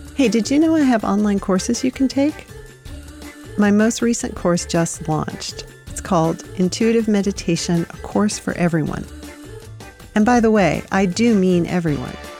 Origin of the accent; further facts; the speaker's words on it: Southern California, United States; moved away as an adult; now in New England, United States; I grew up in Southern California